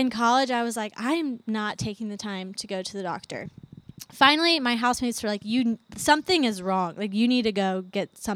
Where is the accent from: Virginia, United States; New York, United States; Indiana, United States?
Virginia, United States; Charlottesville; moved away as an adult; also born or lived in Atlanta, Georgia; now in Athens, United States; I grew up in Charlottesville, went to JMU